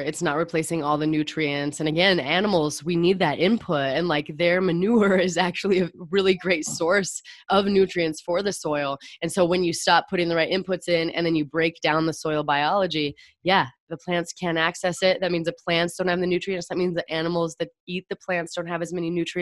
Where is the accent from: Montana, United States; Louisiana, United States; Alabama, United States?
Montana, United States; I grew up in Montana